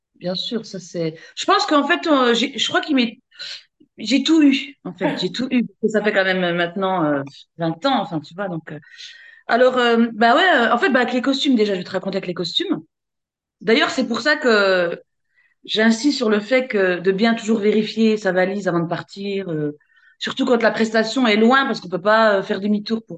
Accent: Besançon, Bourgogne-Franche-Comté, France; je suis de Besançon, donc euh, je suis en Franche-Comté, c'est dans, dans, l'est de la France

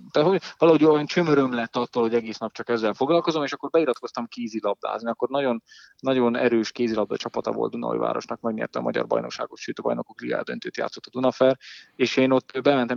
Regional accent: Dunaújváros, Fejér, Hungary; és hát én is nagyjából ott nőttem fel.

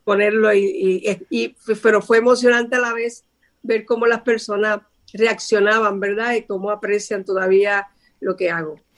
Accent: San Sebastián, Puerto Rico; soy del pueblo de San Sebastián en Puerto Rico y desde pequeñita me subía a los árboles a cantar

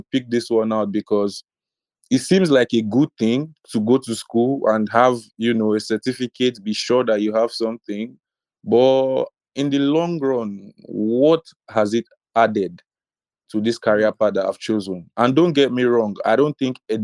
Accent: Nigeria; a Nigerian trying to be a creative.

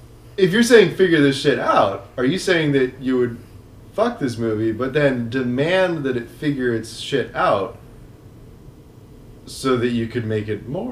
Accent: West Coast, United States; Oh my god, we're from the West Coast.

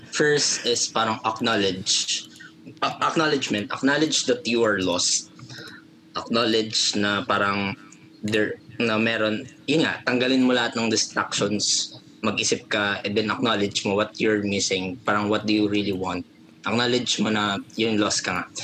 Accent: Pampanga, Philippines; kapampangan kasi ako.

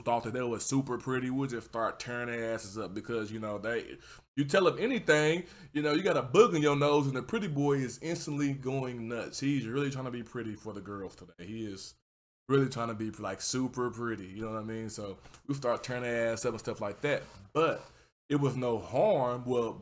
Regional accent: Houston, Texas, United States; I come from Houston, Texas. I come from third world, not a third world country. I come from third ward

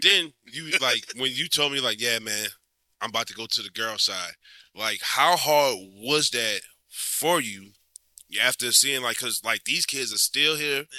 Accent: Louisiana, United States; this is my hometown. This is this is where I'm from

